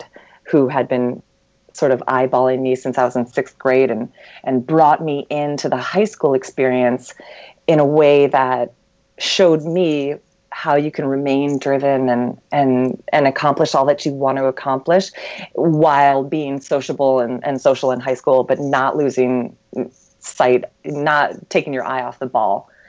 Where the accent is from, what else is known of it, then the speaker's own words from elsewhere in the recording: Lansing, Michigan, United States; I grew up in Lansing, Michigan